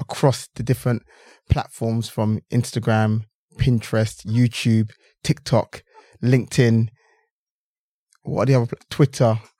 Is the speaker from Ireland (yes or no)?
no; London, United Kingdom; I grew up in London, England, you know, this is, this is the, you know, the culture I grew up in.